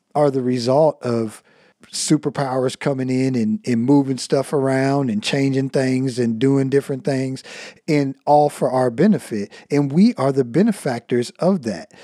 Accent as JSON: {"language": "English", "country": "United States"}